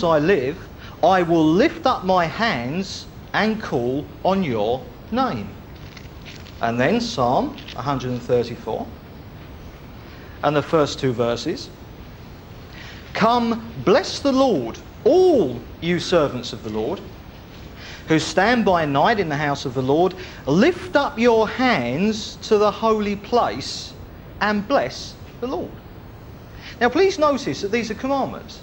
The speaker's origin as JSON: {"language": "English", "country": "United Kingdom", "said": "We're Brits. We're British."}